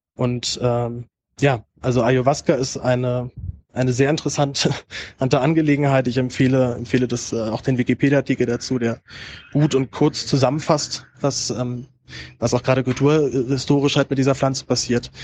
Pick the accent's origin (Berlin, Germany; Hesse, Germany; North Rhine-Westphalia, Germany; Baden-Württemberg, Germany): Berlin, Germany; meine Heimatstadt Berlin